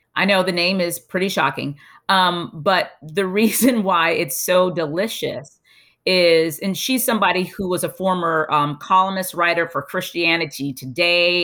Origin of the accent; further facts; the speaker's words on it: Bahamas; moved away; also born or lived in United States / Europe; I'm from the Bahamas